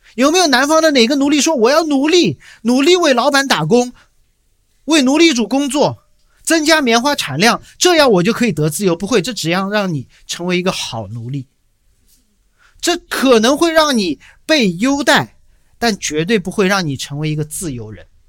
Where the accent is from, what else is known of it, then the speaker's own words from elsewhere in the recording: China; moved away; 我回国在建教会